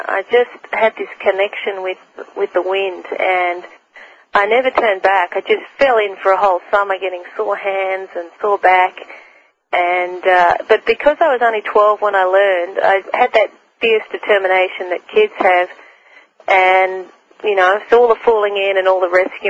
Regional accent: Melbourne, Victoria, Australia; I grew up in Melbourne, Australia, on the coast

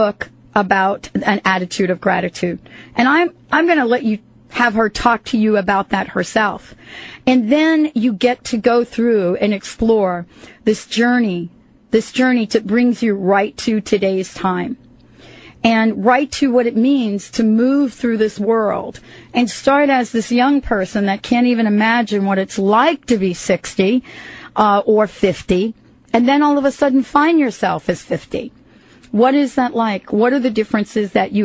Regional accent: New York City, New York, United States; moved away; also born or lived in New Jersey; I grew up in New York and New Jersey

